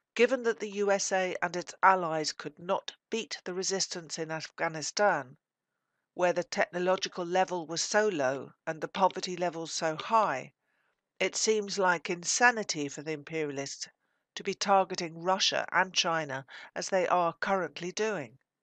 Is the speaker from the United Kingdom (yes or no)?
yes; United Kingdom; As a British socialist, I represent that part of the British working class